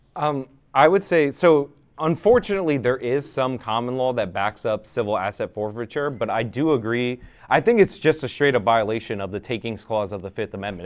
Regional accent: United States; I'm also an American

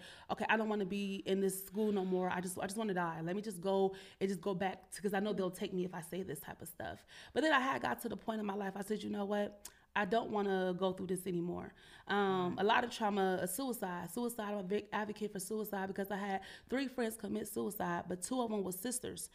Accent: Cleveland, Ohio, United States; now in Columbus, United States; I'm originally from Cleveland

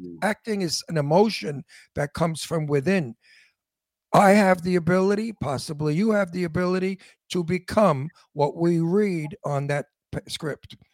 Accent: New York City, New York, United States; accent: antique Brooklyn; My Brooklyn accent is called antique Brooklyn

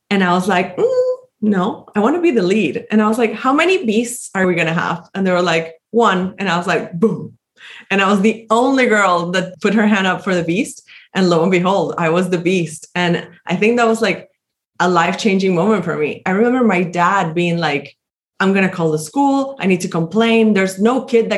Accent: Caracas, Capital District, Venezuela; I grew up in Caracas, which is the capital of Venezuela

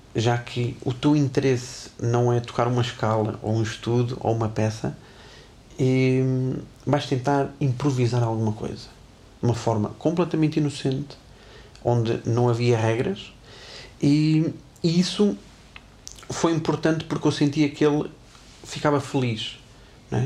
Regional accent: Tarouca, Norte, Portugal; moved away; also born or lived in Porto; eu sou de Tarouca, Conselho do Distrito de Viseu, onde eu, nos primeiros anos em que estudei numa academia, eu nem professor de clarinete tinha

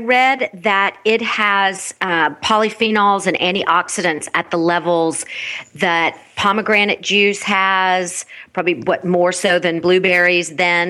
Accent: North Florida and Alabama, United States; I grew up in North Florida and Alabama

